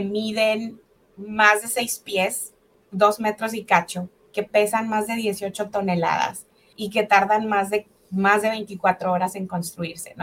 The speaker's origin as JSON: {"language": "Spanish", "town": "Delicias", "region": "Chihuahua", "country": "Mexico", "tie": "born or raised there", "also_born_or_lived": "Mexico City / Ciudad Juárez", "moved": "as an adult", "lives_now": "Ohio, United States", "said": "yo nací en la Ciudad de México, de hecho. Y a los seis meses de edad, mis papás se mudan a, Chihuahua, a una colonia rural ah, llamada Colonia Terrazas, en Delicias, Chihuahua. Y bueno, ahí, ahí crecí"}